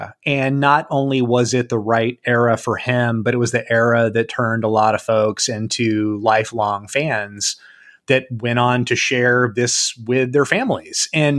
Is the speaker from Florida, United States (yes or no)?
yes; Daytona Beach, Florida, United States; I grew up in Daytona Beach, Florida, home of NASCAR